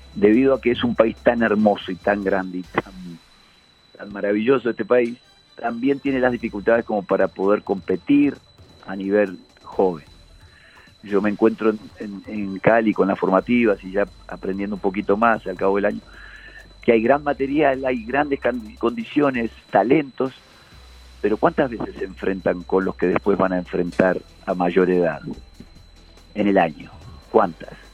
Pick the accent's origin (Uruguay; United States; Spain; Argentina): Uruguay; moved away as an adult; now in Colombia; mi país, Uruguay